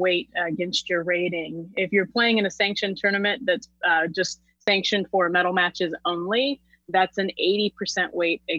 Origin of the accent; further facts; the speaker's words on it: Texas, United States; a couple of hours away from my hometown